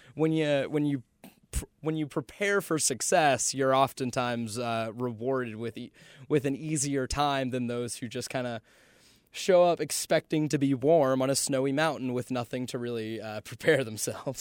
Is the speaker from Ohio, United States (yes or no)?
no; Charlotte, North Carolina, United States; moved away as an adult; now in Boone, United States; I grew up in Charlotte for most of my life up until I went off to school